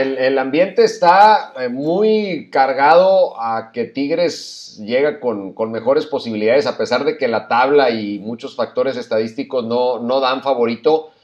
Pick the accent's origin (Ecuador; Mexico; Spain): Mexico